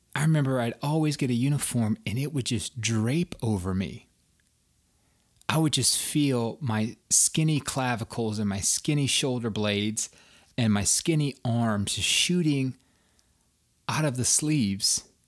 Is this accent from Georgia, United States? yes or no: yes; outside of Atlanta, Georgia, United States; moved away as an adult; also born or lived in Washington, D.C. area; the skinny kid growing up outside of Atlanta, Georgia.